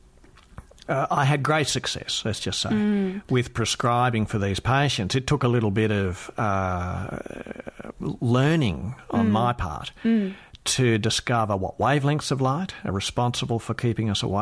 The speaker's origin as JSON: {"language": "English", "country": "Australia", "said": "as an Australian optometrist"}